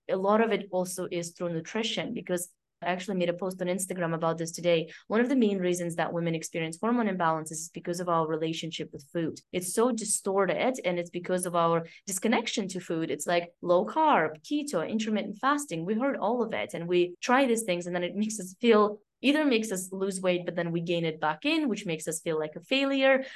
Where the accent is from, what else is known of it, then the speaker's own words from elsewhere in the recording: Canada; now in France; I grew up in Canada